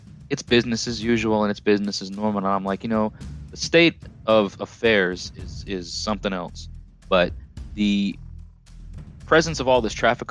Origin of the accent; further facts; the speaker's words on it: Long Island, New York, United States; moved away as an adult; also born or lived in Orange County, New York; now in Tennessee, United States; I'm from Long Island originally, if you can't tell by my accent. Moved to the lower foothills of the Catskill Mountain Range with my parents in 97. You know, but lived on Long Island for the first 13 years of my life